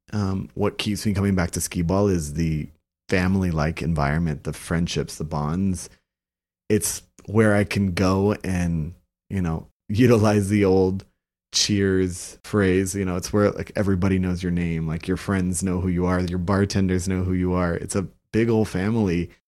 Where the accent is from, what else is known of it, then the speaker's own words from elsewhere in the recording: Brownsville, Texas, United States; I'm from Brownsville